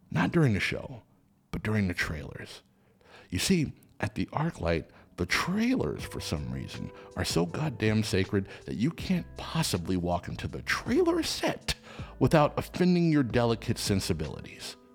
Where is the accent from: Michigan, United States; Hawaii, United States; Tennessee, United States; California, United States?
California, United States; Los Angeles; Listen, I grew up in Los Angeles, so I think of the Cinerama Dome as a real big deal and imagine seeing it at the Cinerama Dome.